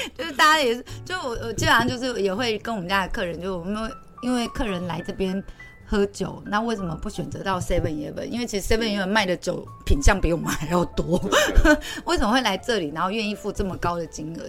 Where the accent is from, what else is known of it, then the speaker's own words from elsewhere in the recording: Taichung, Taiwan; 像我在台中长大的